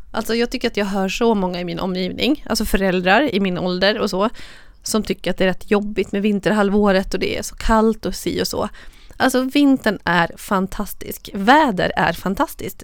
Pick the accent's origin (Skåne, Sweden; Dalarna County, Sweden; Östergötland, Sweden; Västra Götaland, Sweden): Dalarna County, Sweden; Borlänge; born or raised there; now in Stockholm, Sweden